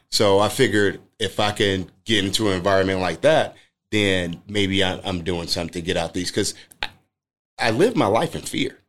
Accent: Chicago, Illinois, United States; where I grew up in the Robert Taylor homes, it's a lot of basketball players

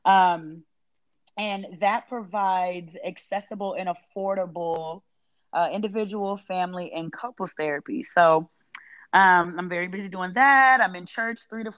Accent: Chicago, Illinois, United States; moved away as an adult; now in Houston, United States; I am from Chicago. I wasn't born there, but I was raised in Illinois. So that's what I consider home.

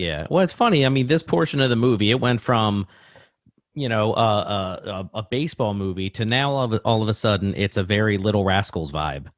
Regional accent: Baltimore, Maryland, United States; I grew up in Parkville, just, uh, you know, it's in, eh, Baltimore, basically, Baltimore City

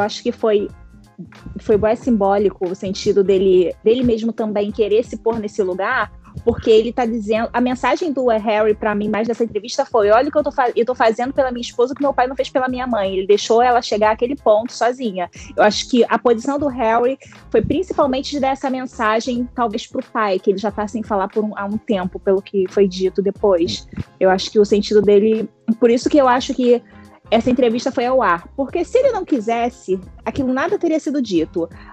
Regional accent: Rio de Janeiro, Brazil; Nós, como, enquanto cariocas

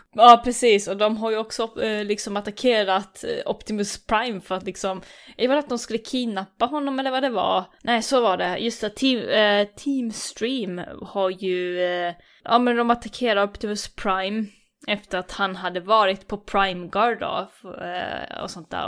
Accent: Gothenburg, Västra Götaland, Sweden; accent: Gothenburg dialect (göteborgska); Här kommer jag med min göteborgska

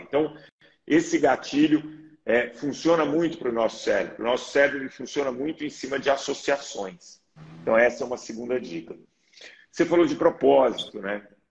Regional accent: Belo Horizonte, Minas Gerais, Brazil; eu sou mineiro, Belo Horizonte

